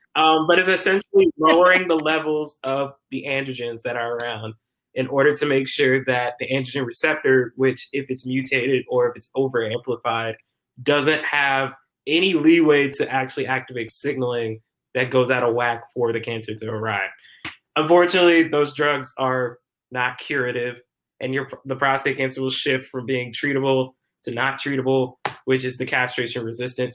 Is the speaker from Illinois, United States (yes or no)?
no; Decatur, Georgia, United States; moved away as an adult; also born or lived in Stone Mountain, Georgia; now in Minneapolis, United States; I am originally from Decatur, Georgia